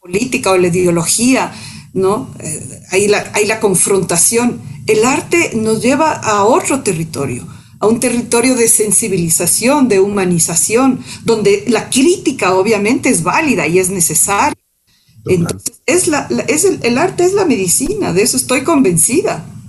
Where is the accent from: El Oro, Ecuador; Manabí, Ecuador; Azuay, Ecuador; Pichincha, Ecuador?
Pichincha, Ecuador; Machachi; also born or lived in Quito; nací en Quito, en, la Mama Cuchara, ahí quedaba la clínica Pasteur, soy ocho prematura. Em, y bueno, luego ya me fui a vivir en, el campo, vivimos en Machachi, eh, y mis primeros años de infancia fueron ahí